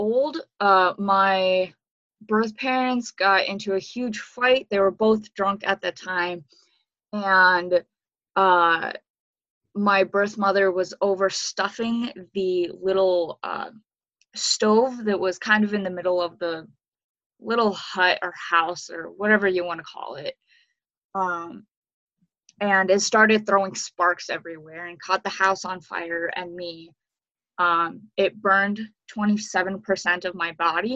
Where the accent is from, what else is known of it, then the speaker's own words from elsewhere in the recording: Ukraine; moved away; I was born in Ukraine in 1997